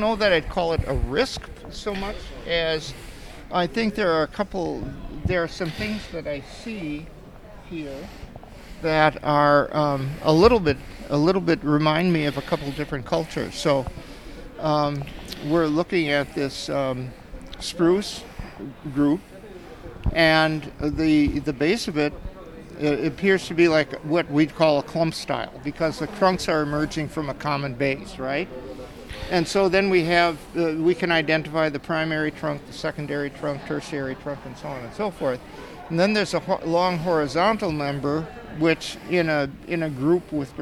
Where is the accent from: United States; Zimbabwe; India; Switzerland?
United States; Puyallup, Washington; I'm from Puyallup, Washington